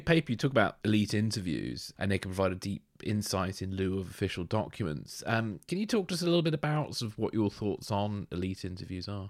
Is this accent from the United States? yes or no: no; United Kingdom; being British, growing up with, like, obviously the myth of James Bond